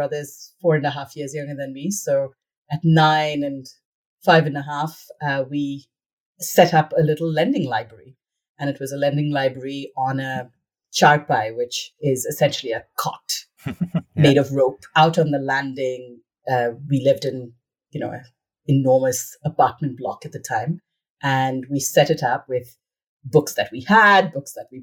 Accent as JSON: {"language": "English", "country": "India", "tie": "born or raised there", "moved": "yes", "said": "growing up in India"}